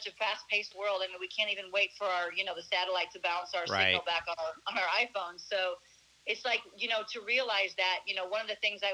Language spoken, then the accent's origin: English; St. Louis, Missouri, United States; moved away as an adult; now in Arizona, United States; I was born and raised in St. Louis, Missouri, actually in the suburbs